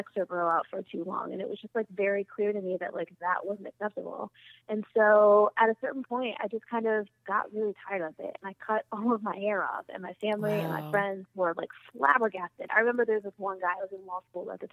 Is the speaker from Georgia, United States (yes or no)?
no; Washington, District of Columbia, United States; I'm from Southeast DC and I'm really proud